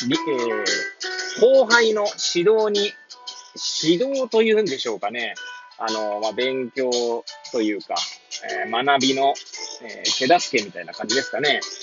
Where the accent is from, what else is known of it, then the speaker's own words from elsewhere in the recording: Hachioji, Tokyo, Japan; moved away as an adult; now in Kamaishi, Japan; 八王子生まれ、八王子育ち。震災の前の年から釜石で働く